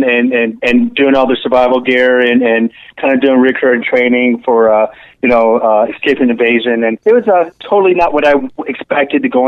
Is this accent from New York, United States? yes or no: no; Detroit, Michigan, United States; moved away; also born or lived in Seattle / Tacoma; I'm originally from Detroit area